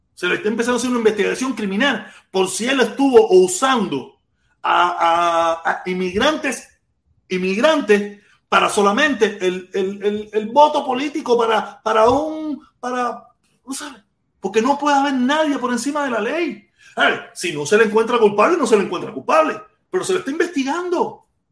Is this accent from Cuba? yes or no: yes; Cuba; moved away; yo a Cuba no regreso porque no es, un país que no, no me garantiza, no me garantiza mi derecho a mi libre expresión, a mi soberanía, a, plantear, a decir lo que quiero y que yo pueda y que yo vaya a regresar a mi país de origen